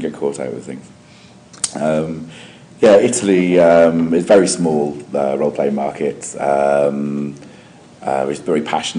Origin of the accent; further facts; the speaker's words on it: Welsh, Wales, United Kingdom; I'm Welsh, so I'm biased.